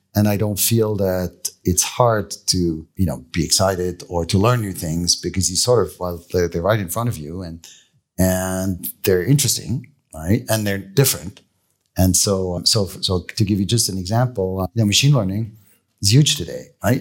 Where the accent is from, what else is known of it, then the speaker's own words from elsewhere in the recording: Switzerland; moved away; I grew up in Leesville.